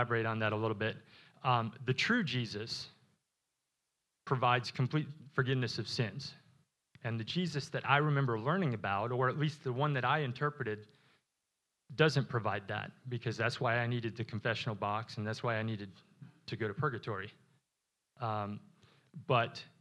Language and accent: English; Wisconsin, United States; moved away; I was born in Wisconsin.